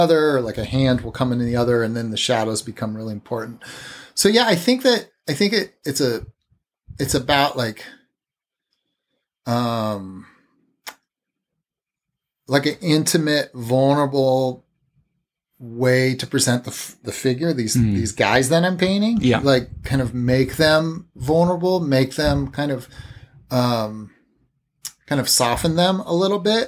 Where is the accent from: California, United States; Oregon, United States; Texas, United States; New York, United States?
Oregon, United States; Portland; moved away as an adult; also born or lived in Massachusetts; now in Brooklyn, United States; I'm from Massachusetts, grew up mostly in Portland, Oregon.